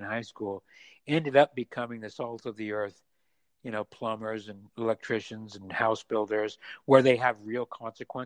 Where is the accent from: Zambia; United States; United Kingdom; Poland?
United States; Utah; moved away; also born or lived in San Francisco; I was raised in Mormon, Utah, conservative